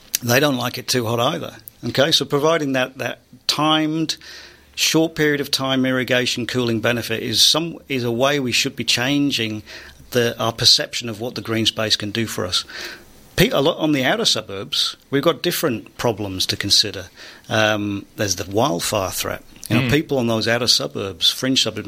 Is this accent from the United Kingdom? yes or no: yes; United Kingdom; I'm British.